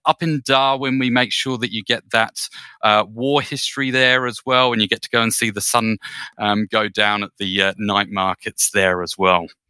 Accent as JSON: {"language": "English", "country": "United Kingdom", "tie": "born or raised there", "said": "I'm a Brit, um, by birth"}